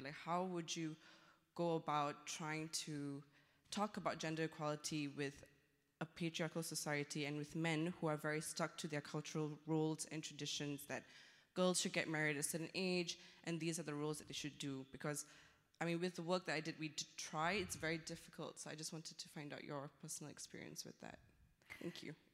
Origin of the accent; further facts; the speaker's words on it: Malaysia; moved away; I come from Malaysia, and I used to work with women's rights NGO there